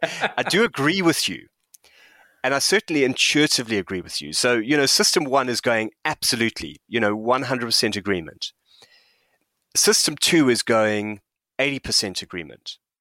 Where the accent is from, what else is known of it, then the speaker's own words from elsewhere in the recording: South Africa; moved away; I'm a white South African who grew up under apartheid. I'm an immigrant. I live in this country